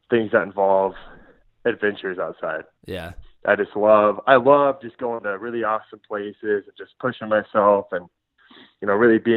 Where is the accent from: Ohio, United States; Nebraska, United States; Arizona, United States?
Nebraska, United States; Omaha; uh, Omaha, Nebraska.